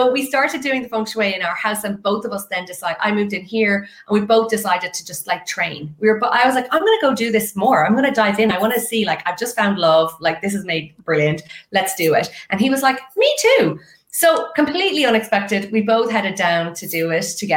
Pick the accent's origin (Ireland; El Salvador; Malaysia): Ireland; west of Ireland; moved away as an adult; now in Dublin, Ireland; I'm actually from the west of Ireland